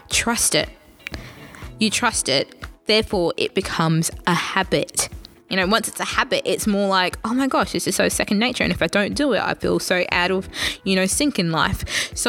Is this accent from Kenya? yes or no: yes; Kenya; I'm a, technically I'm a Kenyan, so technically I'm meant to be good at running